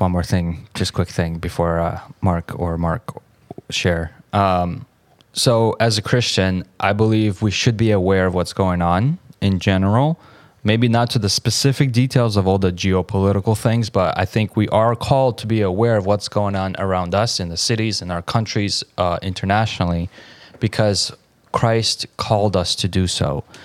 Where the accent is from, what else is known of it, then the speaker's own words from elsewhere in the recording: Kharkiv, Kharkiv Oblast, Ukraine; moved away; the church that I used to go to in Ukraine growing up in Kharkiv